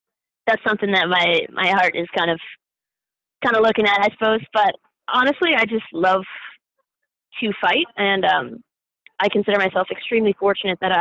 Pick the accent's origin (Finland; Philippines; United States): United States; Greensboro, North Carolina; also born or lived in Miami, Florida; I was born in Miami, Florida. Grew up in kind of the Greensboro area of North Carolina